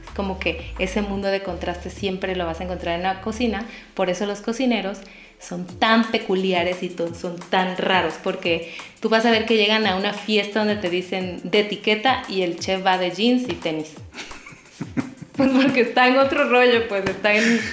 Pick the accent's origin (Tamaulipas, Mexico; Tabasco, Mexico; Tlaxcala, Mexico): Tabasco, Mexico; soy de Tabasco